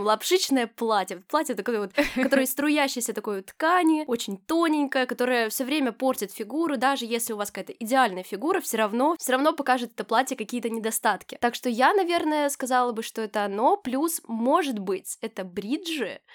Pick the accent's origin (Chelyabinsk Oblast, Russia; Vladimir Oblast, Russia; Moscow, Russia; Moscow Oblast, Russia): Chelyabinsk Oblast, Russia; Chelyabinsk; Я, например, из Челябинска, и в Челябинске у меня просто, ну, не было возможности смотреть постоянно на что-то прекрасное